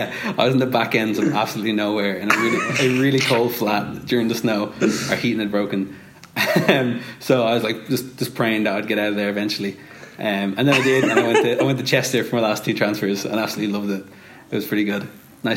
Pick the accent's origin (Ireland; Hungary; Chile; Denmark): Ireland; Dublin, Leinster; I'm from Dublin, Ireland. Not America, despite what my voice sounds like.